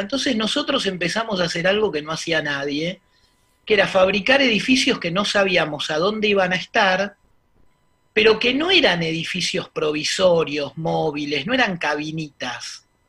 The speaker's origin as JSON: {"language": "Spanish", "region": "Buenos Aires", "country": "Argentina", "said": "somos medio porteños"}